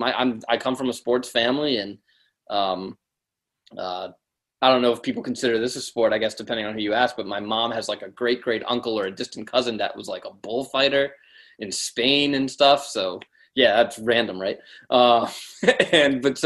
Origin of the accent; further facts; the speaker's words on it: Baltimore, Maryland, United States; I was born and raised in Baltimore